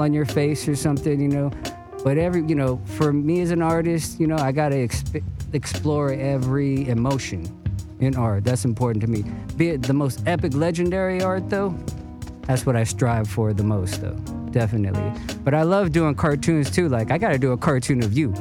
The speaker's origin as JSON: {"language": "English", "town": "Cerritos", "region": "California", "country": "United States", "tie": "born or raised there", "also_born_or_lived": "Torrance", "said": "I was born in Torrance and I, I grew up in Cerritos"}